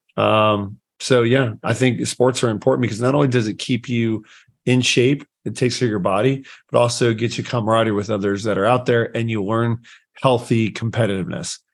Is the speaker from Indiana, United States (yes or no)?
yes; Anderson, Indiana, United States; I grew up in Anderson, Indiana